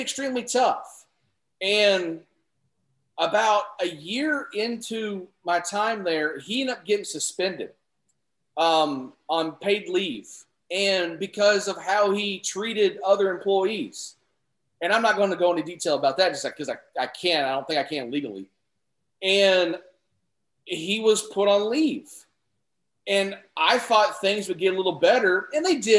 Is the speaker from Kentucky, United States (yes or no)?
yes; Kentucky, United States; I am from Kentucky.